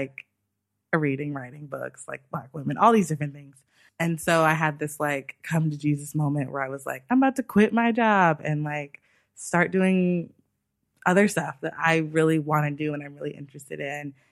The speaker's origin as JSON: {"language": "English", "town": "Los Angeles", "region": "California", "country": "United States", "also_born_or_lived": "New York", "said": "I'm from Los Angeles"}